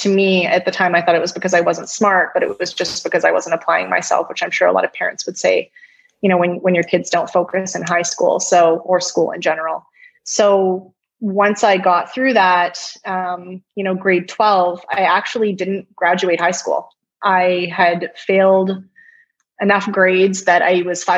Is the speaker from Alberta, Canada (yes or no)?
yes; Stony Plain, Alberta, Canada; also born or lived in Edmonton; I grew up in Stony Plain, small community, you know, kindergarten through grade 9 in the same school